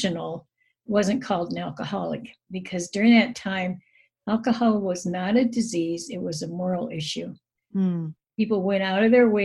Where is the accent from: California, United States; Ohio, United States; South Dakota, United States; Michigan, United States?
South Dakota, United States; Rapid City; also born or lived in Japan; I'm from Rapid City, South Dakota. I grew up in South Dakota, but I haven't always lived here.